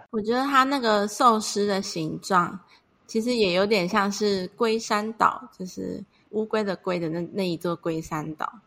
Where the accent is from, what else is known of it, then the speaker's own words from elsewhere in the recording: Kaohsiung, Taiwan; 我是高雄人